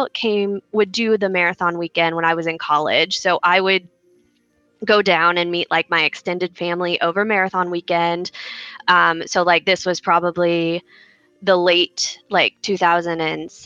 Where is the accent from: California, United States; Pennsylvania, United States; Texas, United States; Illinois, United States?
Illinois, United States; also born or lived in Georgia; now in Oklahoma City, United States; I grew up in Illinois, and I live in Oklahoma now, but I was born in Georgia